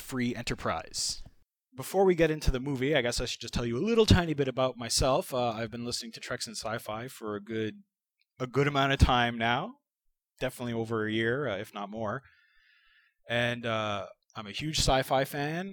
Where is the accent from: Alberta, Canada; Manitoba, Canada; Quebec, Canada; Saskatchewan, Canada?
Quebec, Canada; Montreal; accent: Canadian; now in Toronto, Canada; I'm currently living in Toronto, Ontario, Canada. I was born in Montreal, so oui, je parle français, pas parfaitement